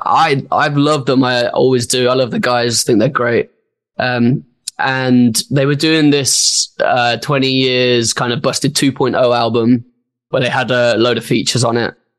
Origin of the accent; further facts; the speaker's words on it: Birmingham, West Midlands, United Kingdom; my hometown as well in Birmingham